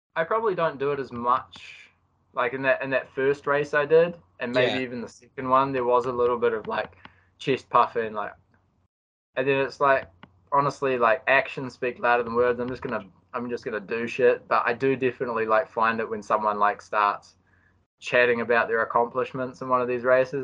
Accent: Christchurch, Canterbury, New Zealand; moved away as an adult; now in Auckland, New Zealand; I'm a Kiwi.

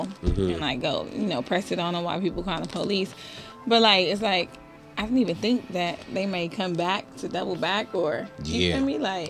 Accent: Los Angeles, California, United States; I'm from West

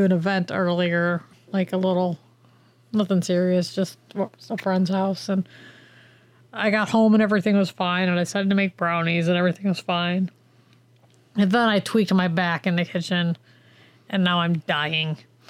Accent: Cleveland, Ohio, United States; Do you think people who hear me talk, they're like, you're from Cleveland?

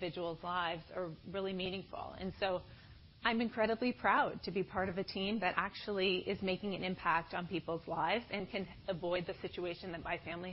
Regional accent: Iowa, United States; moved away; I'm originally from Iowa

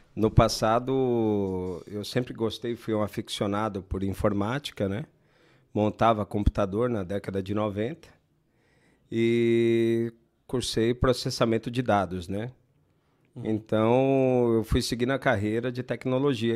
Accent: Brazil; Minha mãe tem uma escola lá na Zona Sul. Uhum. E foi onde eu nasci, onde a gente morou bastante tempo tal

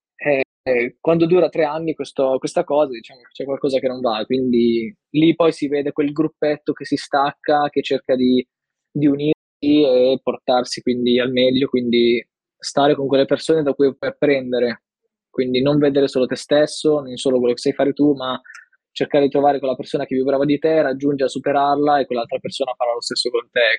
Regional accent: Milan, Lombardy, Italy; now in Turin, Italy; ho 22 anni, eh, vengo da Milano e attualmente vivo a Torino

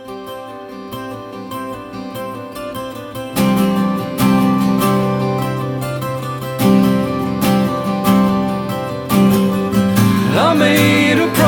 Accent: Highlands of Scotland, United Kingdom; I grew up in the Highlands of Scotland for my formative years.

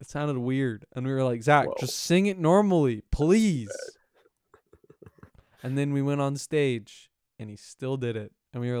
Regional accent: the South, United States; accent: country, southern; A country accent in comparison, like a southern accent.

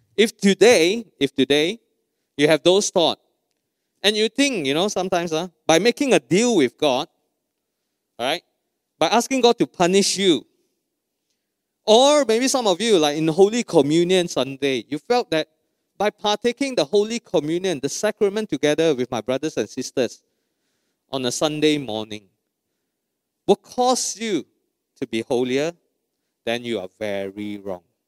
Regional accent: Malaysia; We are true Malaysian

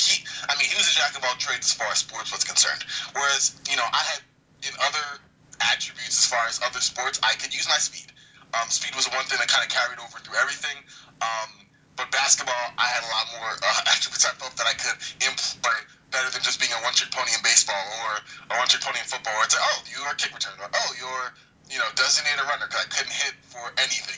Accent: New York City, New York, United States; I grew up in Brooklyn, New York

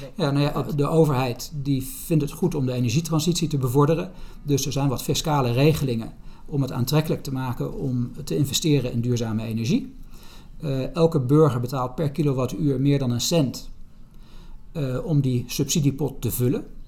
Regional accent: Netherlands; als Nederlanders

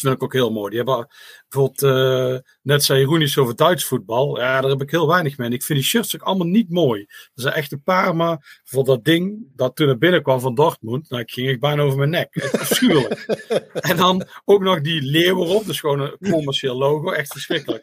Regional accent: Netherlands; als Nederlander

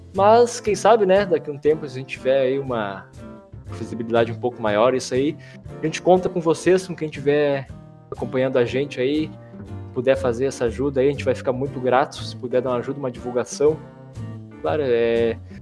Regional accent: Brazil; Como bom brasileiro

